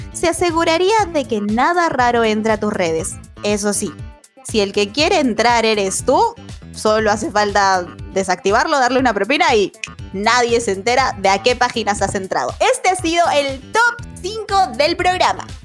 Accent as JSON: {"language": "Spanish", "country": "Peru", "said": "todos somos bien peruanos"}